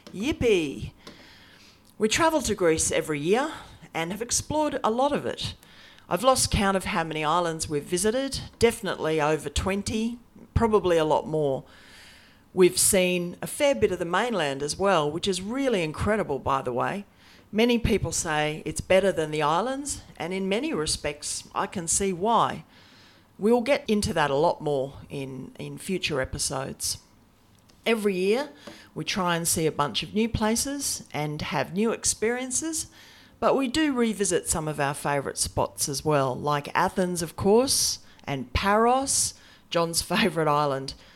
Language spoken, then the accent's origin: English; Australia; now in Brisbane, Australia; I'm an Aussie, and in fact, I'm coming to you from my office in subtropical Brisbane, the capital of Queensland